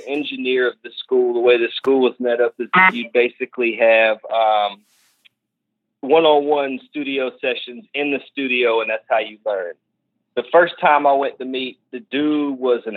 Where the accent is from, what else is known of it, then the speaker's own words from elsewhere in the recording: Augusta, Georgia, United States; moved away; also born or lived in Savannah, Georgia; I was born in Savannah, and then I moved to Augusta when I was a kid